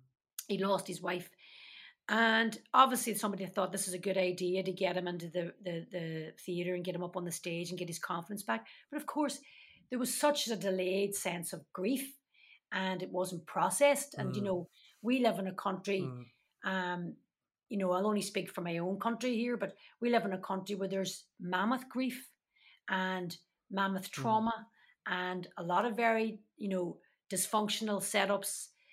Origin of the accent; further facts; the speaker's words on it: Derry, Northern Ireland, United Kingdom; And that was very much my case growing up in Derry. I was a Catholic from the bog side.